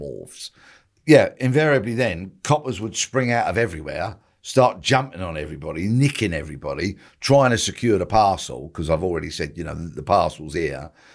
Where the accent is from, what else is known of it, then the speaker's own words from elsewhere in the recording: Bexley, London, United Kingdom; I was born and raised in Bexley